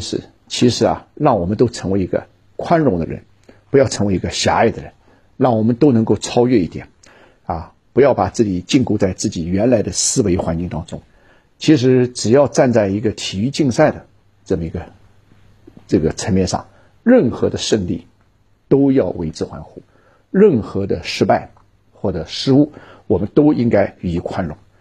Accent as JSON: {"language": "Chinese", "country": "China", "said": "我们中国人"}